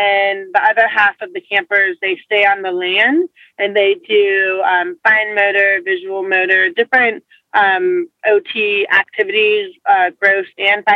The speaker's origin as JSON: {"language": "English", "town": "Atlanta", "region": "Georgia", "country": "United States", "tie": "born or raised there", "said": "I was born and raised in Atlanta, Georgia"}